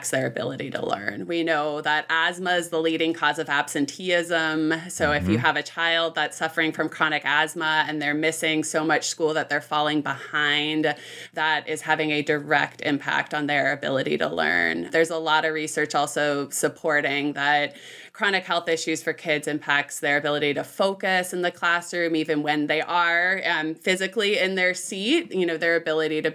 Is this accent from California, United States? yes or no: yes; Bay Area, Northern California, United States; I grew up in Northern California, north of San Francisco, so in the Bay Area